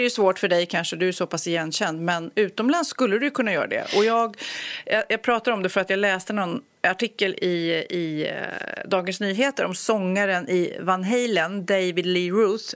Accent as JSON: {"language": "Swedish", "area": "Storholmen", "region": "Stockholm County", "country": "Sweden", "tie": "born or raised there", "said": "jag växte upp på Storholmen där, ön"}